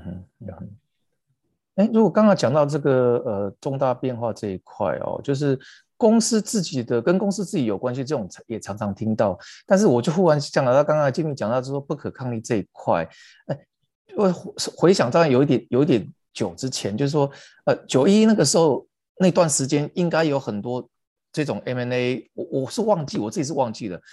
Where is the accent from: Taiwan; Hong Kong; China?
Taiwan; 那我们台湾这边最近有没有一些可以分享？